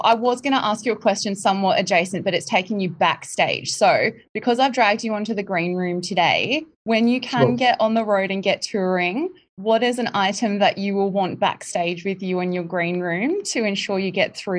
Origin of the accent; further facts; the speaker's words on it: Queensland, Australia; I'm actually from Queensland myself